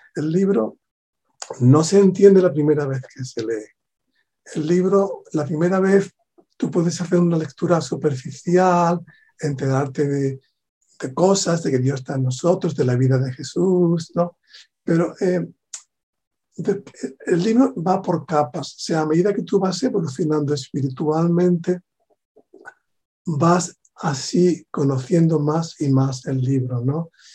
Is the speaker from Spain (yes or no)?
yes; Spain; also born or lived in southern Spain; a pesar de ser de España